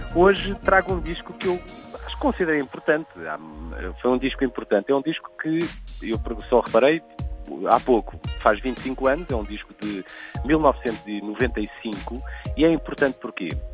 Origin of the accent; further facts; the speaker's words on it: Portugal; como portugueses